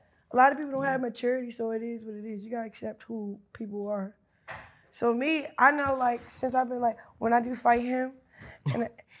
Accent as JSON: {"language": "English", "town": "Baltimore", "region": "Maryland", "country": "United States", "moved": "yes", "lives_now": "Los Angeles, United States", "said": "I'm in LA, I'm from Baltimore."}